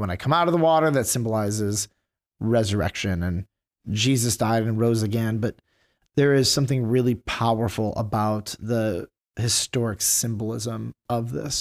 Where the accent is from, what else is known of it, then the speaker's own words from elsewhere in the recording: Detroit, Michigan, United States; I grew up in Detroit